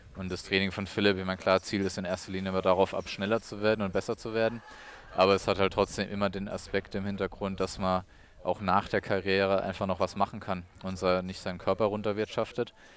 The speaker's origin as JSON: {"language": "German", "town": "Weinheim", "region": "Baden-Württemberg", "country": "Germany", "tie": "born or raised there", "also_born_or_lived": "Odenwald / Heidelberg", "said": "ich war im Schwimmverein in Weinheim, äh, meiner Heimatstadt, wo ich auch aufgewachsen bin"}